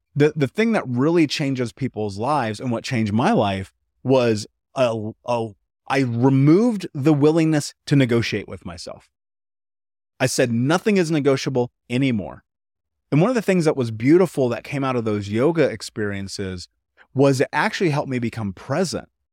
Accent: United States; I grew up in America, the greatest country in the world

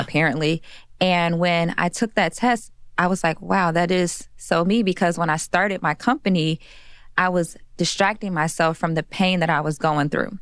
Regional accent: Chicago, Illinois, United States; I'm from Chicago, Illinois

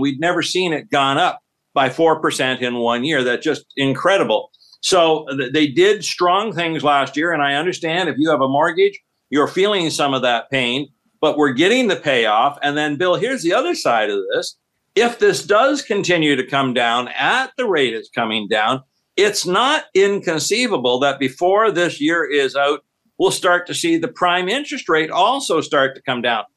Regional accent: Canada; being Canadian

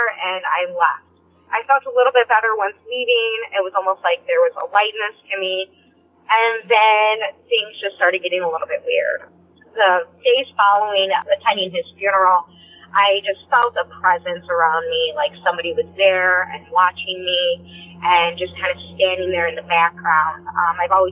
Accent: Northern Illinois, United States; I'm from Northern Illinois

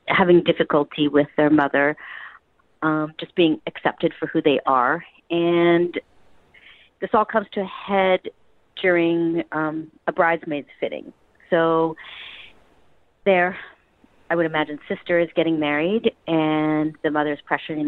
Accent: Vancouver, British Columbia, Canada; This is my hometown

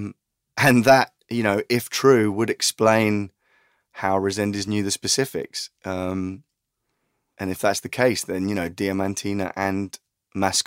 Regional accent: United Kingdom; I'm the British journalist

